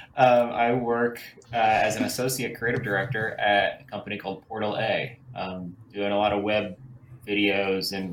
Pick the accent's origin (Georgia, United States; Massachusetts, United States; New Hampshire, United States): Massachusetts, United States; the Eric Carle Museum is in my hometown in Massachusetts